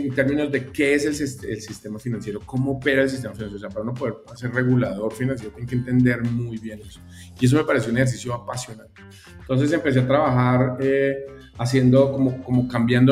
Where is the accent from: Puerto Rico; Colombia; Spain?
Colombia; moved away as an adult; now in Mexico; soy colombiano, ya, ya llevo ya unos, añitos acá en México